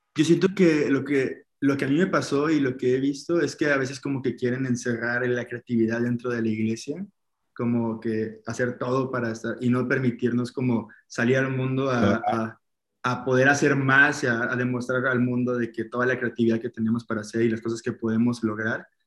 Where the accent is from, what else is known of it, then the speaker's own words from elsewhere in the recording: Poza Rica, Veracruz, Mexico; moved away as an adult; also born or lived in Guadalajara; de donde yo soy, en Veracruz, en Poza Rica, pues es una ciudad pequeñita